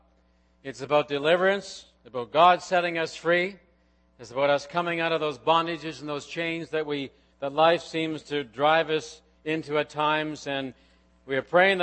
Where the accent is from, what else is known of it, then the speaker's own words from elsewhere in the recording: Nova Scotia, Canada; moved away; back in my home country, Nova Scotia